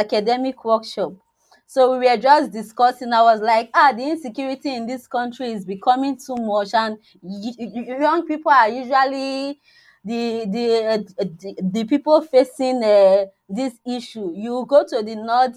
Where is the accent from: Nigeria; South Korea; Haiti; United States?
Nigeria; from Nigeria